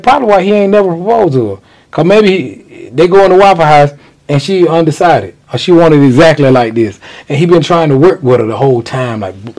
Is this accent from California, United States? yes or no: no; Macon, Georgia, United States; I'm from Macon. Born and raised.